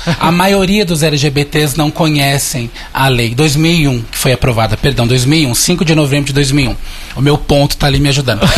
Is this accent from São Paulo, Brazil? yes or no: yes; Mairiporã, São Paulo, Brazil; Eu sou de Mariporã, embora seja grande São Paulo, mas fui criada na área rural de Mariporã